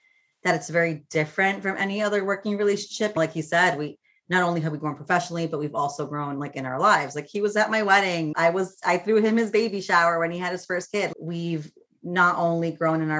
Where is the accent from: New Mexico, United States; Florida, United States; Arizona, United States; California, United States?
Florida, United States; I grew up in Florida